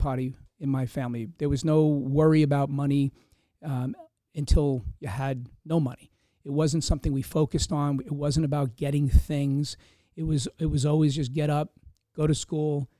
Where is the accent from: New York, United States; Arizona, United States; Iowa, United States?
New York, United States; Hempstead; I grew up in Hempstead, Long Island